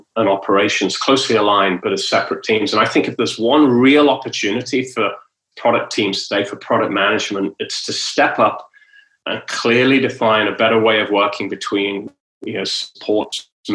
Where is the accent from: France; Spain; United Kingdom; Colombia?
United Kingdom; moved away as an adult; also born or lived in London / Texas; now in Southern California, United States; I'm British, you know, and you know, I was born in Britain